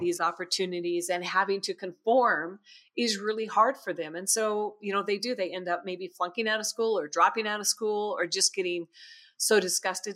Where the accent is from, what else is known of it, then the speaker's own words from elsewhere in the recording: United States; as typical American family and American teenagers